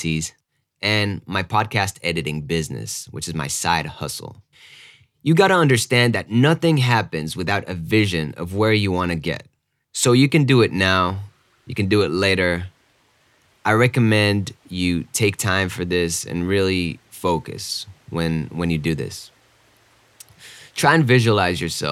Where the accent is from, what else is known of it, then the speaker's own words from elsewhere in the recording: Israel; moved away as an adult; also born or lived in New York / Austin, Texas / Denver; I grew up in Israel, and after my army service